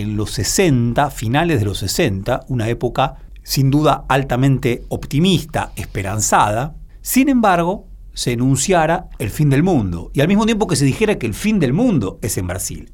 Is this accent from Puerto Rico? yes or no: no; Argentina